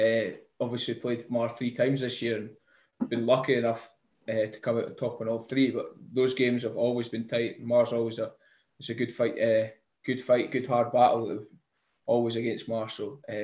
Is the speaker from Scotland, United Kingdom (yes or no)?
yes; Peebles, Scotland, United Kingdom; I'm from Peebles